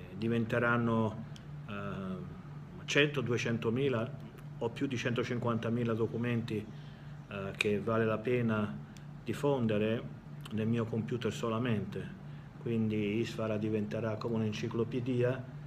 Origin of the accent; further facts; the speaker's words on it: Italy; moved away as an adult; Io sono nato in Italia, però non ci vivo da tanti anni